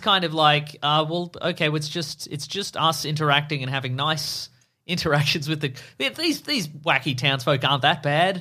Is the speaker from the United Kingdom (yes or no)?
no; Australia; we're Australian